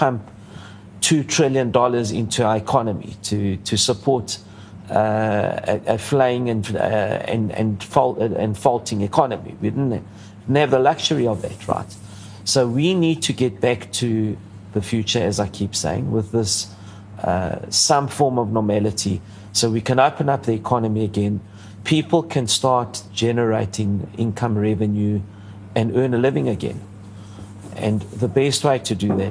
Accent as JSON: {"language": "English", "country": "South Africa", "said": "I'm very South African, but I have Greek origins"}